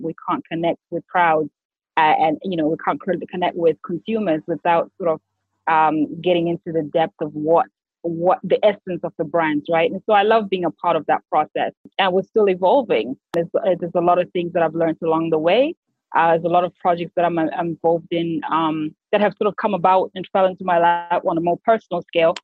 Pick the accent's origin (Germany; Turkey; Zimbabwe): Zimbabwe; Harare; moved away as an adult; also born or lived in United States / United Arab Emirates; now in Dubai, United Arab Emirates; Born and raised in Zimbabwe, so I'm a Harare girl all the way.